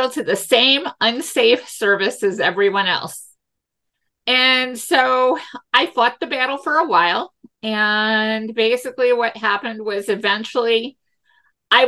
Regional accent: St. Louis, Missouri, United States; we all say we're from St. Louis

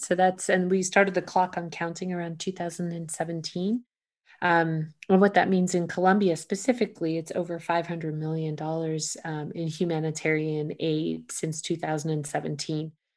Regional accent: United States; an American

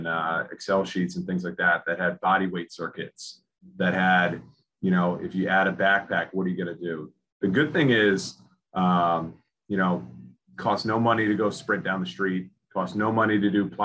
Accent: Lincoln, Rhode Island, United States; I grew up in Lincoln, Rhode Island

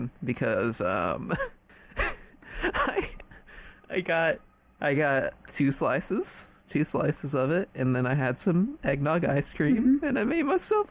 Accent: United States; we're American

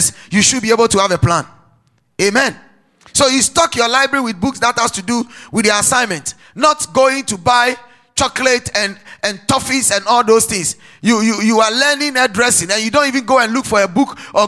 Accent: Ghana

